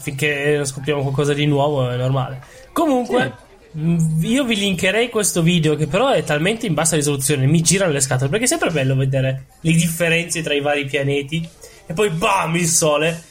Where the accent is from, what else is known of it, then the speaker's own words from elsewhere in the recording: Rome, Lazio, Italy; sono romano